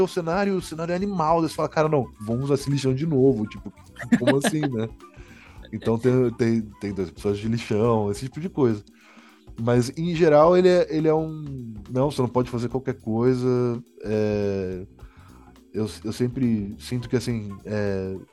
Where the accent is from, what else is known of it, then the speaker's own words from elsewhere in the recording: Paraná, Brazil; eu sou também do Paraná, uhum. assim, minha família, né, meu pai mora, morava lá